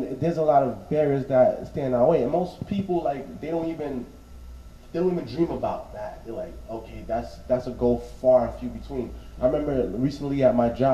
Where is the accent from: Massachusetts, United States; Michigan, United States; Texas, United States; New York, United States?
New York, United States; New York City; me growing up in Bushwick